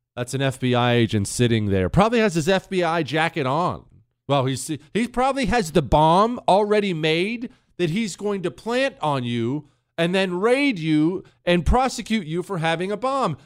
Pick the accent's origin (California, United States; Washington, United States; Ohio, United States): Ohio, United States; I was born in Ohio